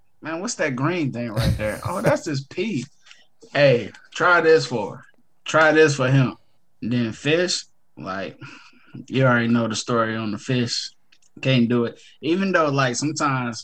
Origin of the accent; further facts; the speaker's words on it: Detroit, Michigan, United States; I come from Detroit Public Schools